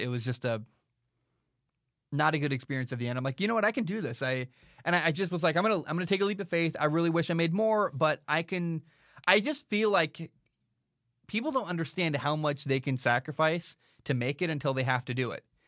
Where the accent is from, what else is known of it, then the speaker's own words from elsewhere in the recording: Portland, Oregon, United States; now in Vancouver, United States; I grew up in Portland, Oregon